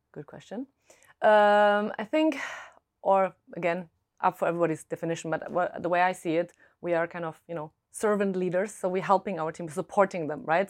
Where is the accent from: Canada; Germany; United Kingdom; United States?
Germany; accent: German; English is a second language; moved away; originally I'm German, if my accent hasn't given it away